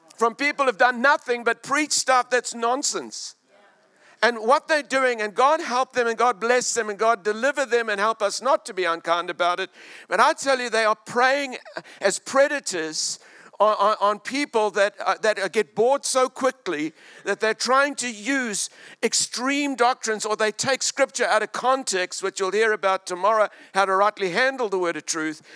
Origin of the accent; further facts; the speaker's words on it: South Africa; moved away as an adult; also born or lived in Australia / Hong Kong; now in New Zealand; I lived in South Africa, Glendonau for 36 years, and then Australia, mate, for 14 years, and Hong Kong for 15 years.